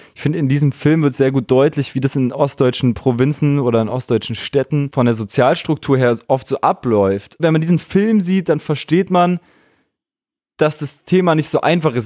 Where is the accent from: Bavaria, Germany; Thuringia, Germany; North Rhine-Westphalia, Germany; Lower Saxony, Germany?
Thuringia, Germany; Weimar; moved away as an adult; also born or lived in Berlin; bin ich in einer Zeit in Weimar groß geworden